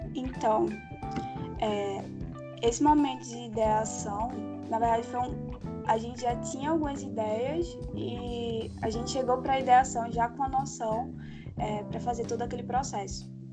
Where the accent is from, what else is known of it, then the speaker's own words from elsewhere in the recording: Recife, Pernambuco, Brazil; sou de Recife